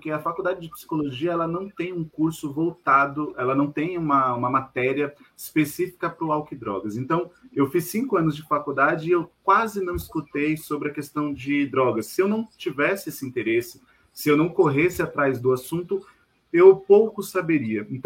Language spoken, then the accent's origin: Portuguese; Diadema, São Paulo, Brazil; also born or lived in Vila Mariana; Eu nasci na Vila Mariana, mas eu morei 38 anos em Diadema. Eu sou um quase diademense.